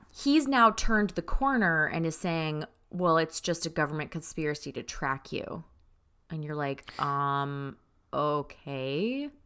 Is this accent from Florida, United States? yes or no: yes; Florida, United States; moved away; growing up in Florida